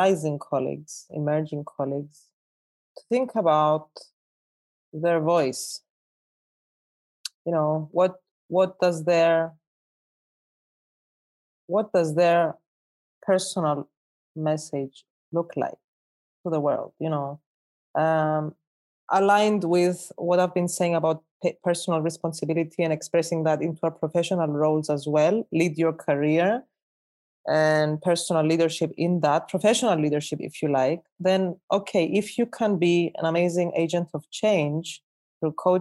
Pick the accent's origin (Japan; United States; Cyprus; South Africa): Cyprus; I'm Cypriot Greek